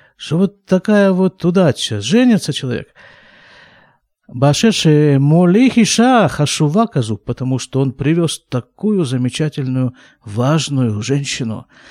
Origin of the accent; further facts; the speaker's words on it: Krasnoyarsk, Krasnoyarsk Krai, Russia; now in Israel; я родился и вырос в Красноярске